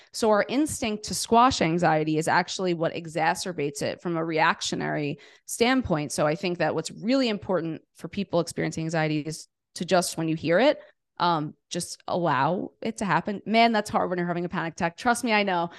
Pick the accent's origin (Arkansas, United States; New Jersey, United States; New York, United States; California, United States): New York, United States; New York City; I grew up in New York City, in Queens, New York City